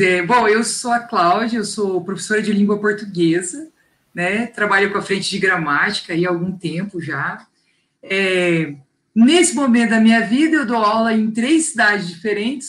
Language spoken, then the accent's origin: Portuguese; Londrina, Paraná, Brazil; accent: londrinense; eu sou londrinense. Porque já percebeu o meu sotaque